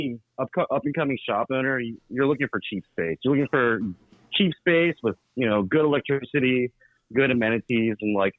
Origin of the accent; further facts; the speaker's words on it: Alexandria, Virginia, United States; also born or lived in Chicago; now in Prince George's County, United States; I'm actually originally from the area. I grew up in Alexandria, which is like the neighboring city in Virginia to DC.